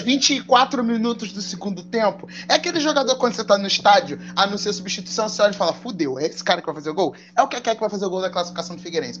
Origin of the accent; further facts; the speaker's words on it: Brazil; como brasileiro